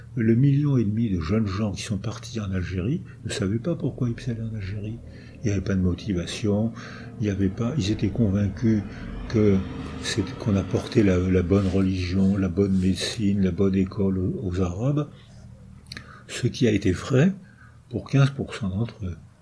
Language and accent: French; France; first language French; also born or lived in La Seyne-sur-Mer; Je sais que je suis français, euh, malgré mes origines euh, ukrainiennes et polonaises, je sais, j'ai la chance d'être français, euh, c'est ma langue maternelle